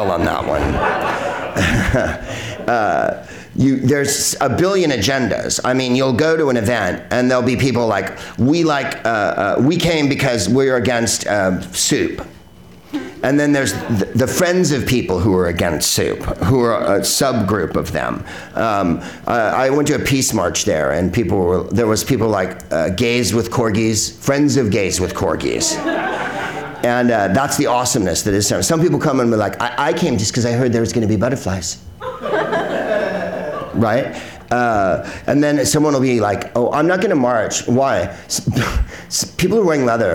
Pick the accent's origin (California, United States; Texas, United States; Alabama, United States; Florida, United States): California, United States; San Carlos; I'm from San Carlos